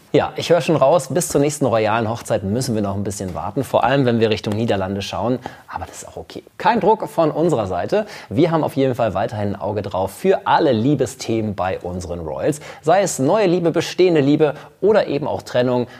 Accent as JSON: {"language": "German", "area": "Münster", "region": "North Rhine-Westphalia", "country": "Germany", "tie": "born or raised there", "said": "Isebrand aus Münster kommt quasi aus meiner Heimat"}